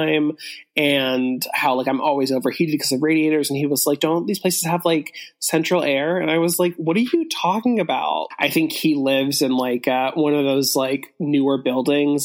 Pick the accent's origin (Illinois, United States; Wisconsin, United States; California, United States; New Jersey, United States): California, United States; Los Angeles; now in New York, United States; I'm from LA.